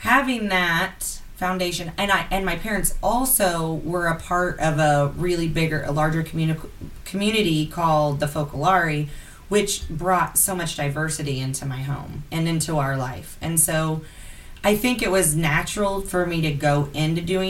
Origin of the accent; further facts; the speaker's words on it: Midwest, United States; I'm from the Midwest as well